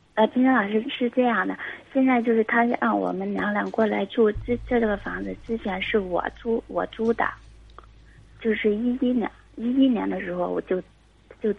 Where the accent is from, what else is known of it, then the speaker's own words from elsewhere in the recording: Guangxi, China; 我是广西的，然后我今年二十八，哦。然后，呃，我是一个单亲妈妈，有一个两岁的闺女